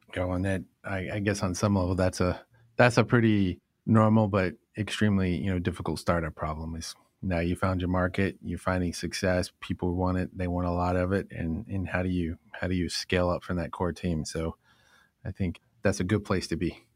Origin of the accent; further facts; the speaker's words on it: North Carolina, United States; moved away as an adult; also born or lived in Northeast United States; I grew up in North Carolina